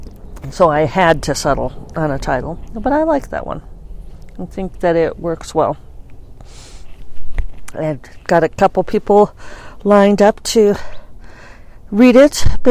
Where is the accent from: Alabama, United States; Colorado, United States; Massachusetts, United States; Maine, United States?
Colorado, United States; Denver; I grew up in Denver